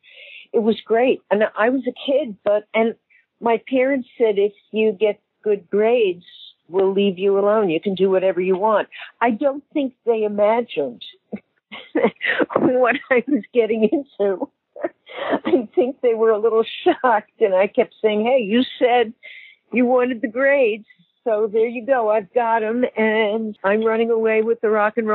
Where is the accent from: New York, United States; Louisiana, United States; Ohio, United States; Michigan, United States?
New York, United States; I was very active growing up in New York